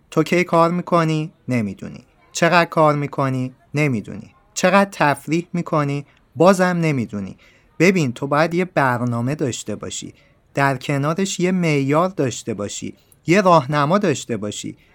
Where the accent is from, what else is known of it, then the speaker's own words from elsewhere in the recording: Iran; نفهمن من ایرانیم